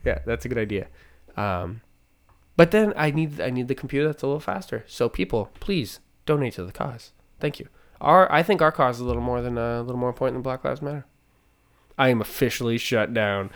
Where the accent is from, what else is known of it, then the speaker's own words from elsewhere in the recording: Manchester, New Hampshire, United States; I'm born in Manchester, New Hampshire